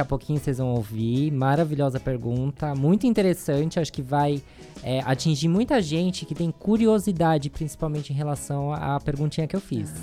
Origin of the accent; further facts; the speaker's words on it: São Paulo, Brazil; a gente é de São Paulo. É aqui da Zona Leste